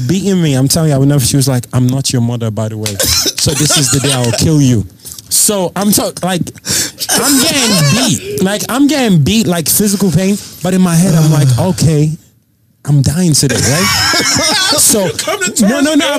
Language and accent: English; Nigeria; moved away; I grew up in Nigeria